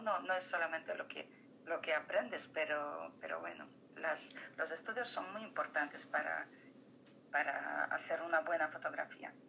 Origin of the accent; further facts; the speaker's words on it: Poland; moved away; mi país natal es Polonia